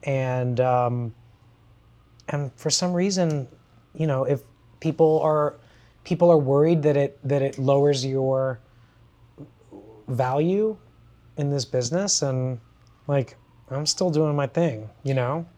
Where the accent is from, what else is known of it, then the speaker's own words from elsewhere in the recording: Kissimmee, Florida, United States; I grew up in Kissimmee, Florida, in a subset of it called Buenaventura Lakes